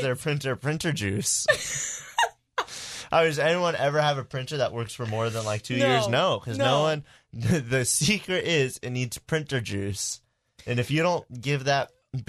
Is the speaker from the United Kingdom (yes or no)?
yes; United Kingdom; I'm British.